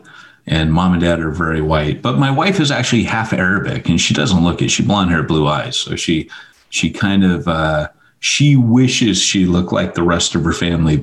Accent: California, United States; also born or lived in Montgomery, Alabama; the reason I was raised in California is my mom lived in Montgomery, Alabama, and there was an Air Force base there. Well, there's an Air Force base here in California

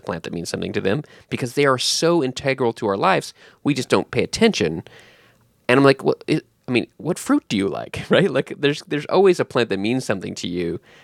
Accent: Texas, United States; now in Northern Virginia, United States; I was born in Texas

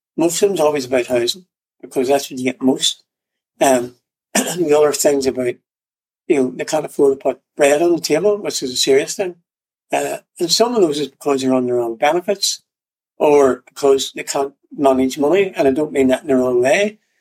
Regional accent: Northern Ireland, United Kingdom; I was born in Northern Ireland, part of the UK

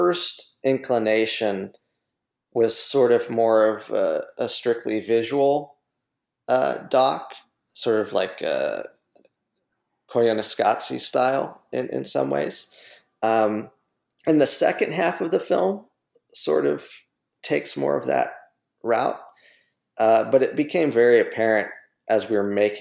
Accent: Youngstown, Ohio, United States; In Youngstown, Ohio, my hometown

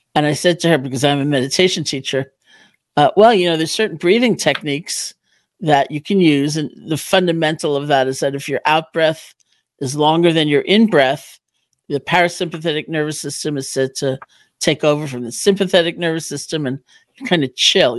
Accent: New York City, New York, United States; also born or lived in Barre, Massachusetts; I'm from New York originally

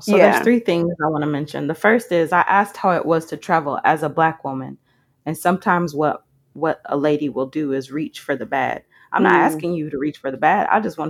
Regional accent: Croatia; while on the surface it's like, oh, we're all from Croatia

